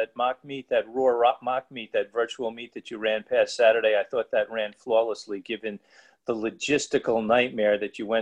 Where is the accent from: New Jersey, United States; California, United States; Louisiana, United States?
New Jersey, United States; also born or lived in New York; I was born in New York, but I grew up in New Jersey